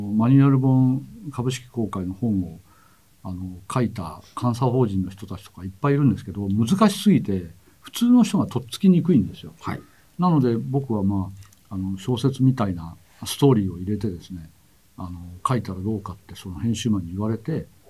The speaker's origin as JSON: {"language": "Japanese", "region": "Shizuoka", "country": "Japan", "tie": "born or raised there", "said": "1954年の3月に、えー、静岡で生まれまして"}